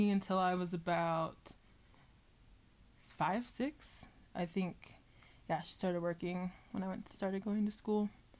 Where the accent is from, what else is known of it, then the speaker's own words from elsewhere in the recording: Deltona, Florida, United States; also born or lived in Sanford, Florida; I'm from Deltona, Florida.